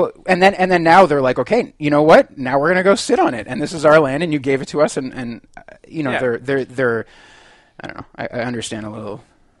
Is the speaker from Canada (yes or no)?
yes; Canada; as Canadian citizens